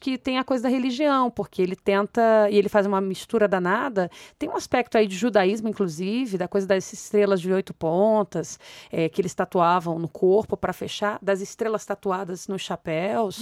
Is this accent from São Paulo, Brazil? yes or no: no; Rio de Janeiro, Brazil; eu sou do Rio de Janeiro, dessas comunidades